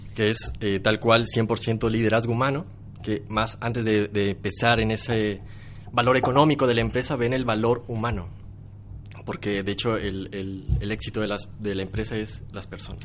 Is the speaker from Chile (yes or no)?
no; Mexico; Soy de México, soy de México